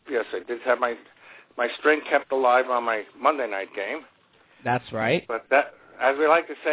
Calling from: Las Vegas, Nevada, United States; I have to tell you right now, I'm calling from McCarran Airport.

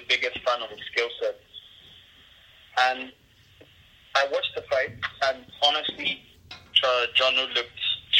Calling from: Lagos, Nigeria

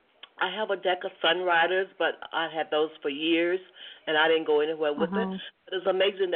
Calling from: Georgia, United States; I'm calling from Georgia.

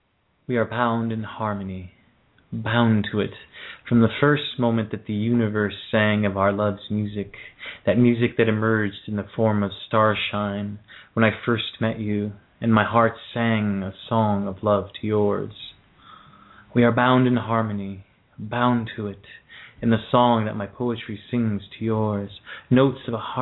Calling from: Ontario, Canada; I'm calling from Canada as well, in Ontario.

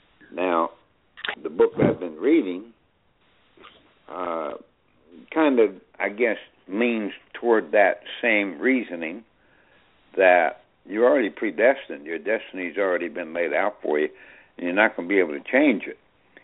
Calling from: Newburgh, New York, United States; Yeah, I'm … here in Newburgh, New York.

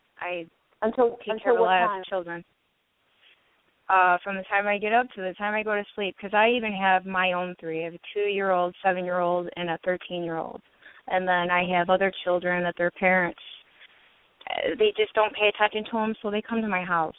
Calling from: Michigan, United States

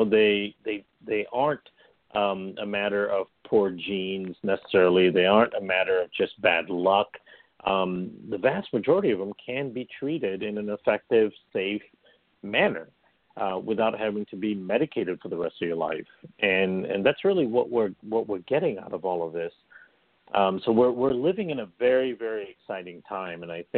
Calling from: Chicago, Illinois, United States; I'm calling in from Chicago, which is actually where I live, in the suburbs of Chicago.

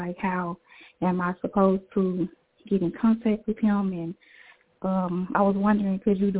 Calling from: Jackson, Tennessee, United States; I'm from Jackson, Tennessee.

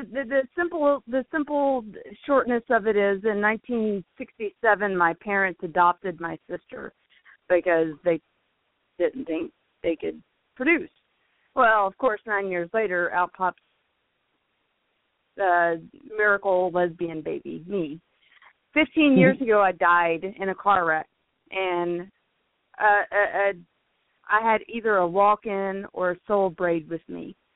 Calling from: Fort Worth, Texas, United States; I'm calling from Fort Worth, Texas.

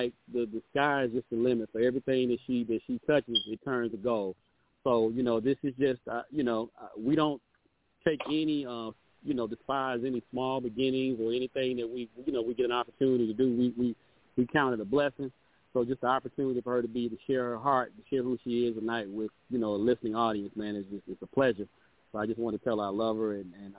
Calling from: Atlanta, Georgia, United States; I'm calling from Atlanta, Georgia.

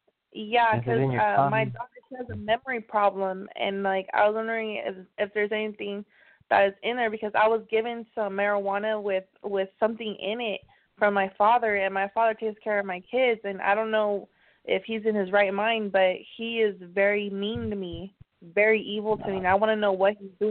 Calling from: Sacramento, California, United States

